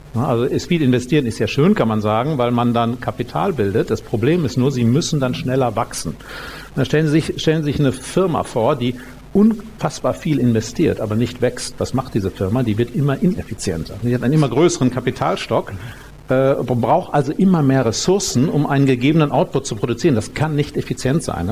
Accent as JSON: {"language": "German", "region": "North Rhine-Westphalia", "country": "Germany", "tie": "born or raised there", "also_born_or_lived": "Münster", "moved": "yes", "lives_now": "Munich, Germany", "said": "ich bin ja in den 70er Jahren da auf dem Land aufgewachsen in Ostwestfalen"}